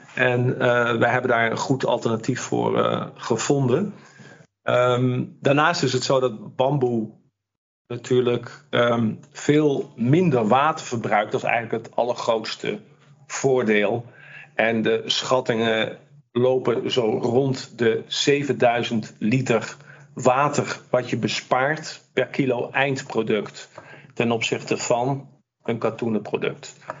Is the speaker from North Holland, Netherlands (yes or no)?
yes; Amsterdam, North Holland, Netherlands; Ik kom uit Amsterdam